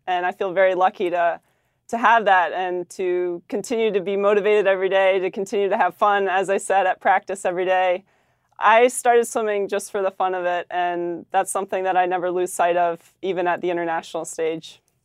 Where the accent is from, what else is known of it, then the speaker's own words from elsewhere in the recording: Maryland, United States; we're both from Maryland